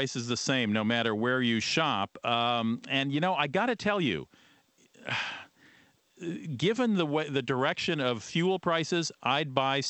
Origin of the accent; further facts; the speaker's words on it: Ohio, United States; Defiance, Ohio, my home state